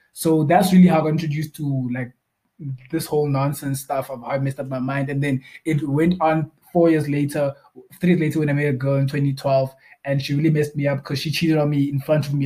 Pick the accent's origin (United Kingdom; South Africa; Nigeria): South Africa; Bloemfontein, Free State; also born or lived in Cape Town; I'm also from Bloemfontein originally. Um, I, were, I had a gap when I was not in Bloemfontein. Um, I was actually in Cape Town